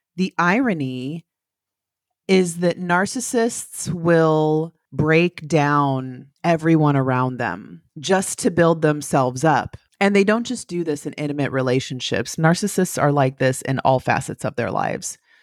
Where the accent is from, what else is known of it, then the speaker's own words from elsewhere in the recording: the valley in California, United States; moved away as an adult; now in Florida, United States; I'm from California. I'm from the valley in California, about two hours southeast of San Francisco